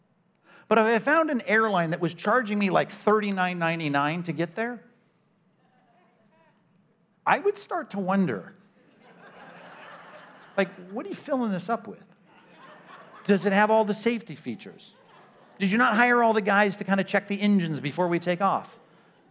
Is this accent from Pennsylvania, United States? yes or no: no; California, United States; I'm from California